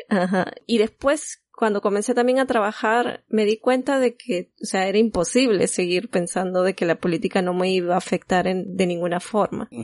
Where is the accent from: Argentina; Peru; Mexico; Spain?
Peru; moved away; nosotros somos peruanos, pero actualmente no vivimos ahí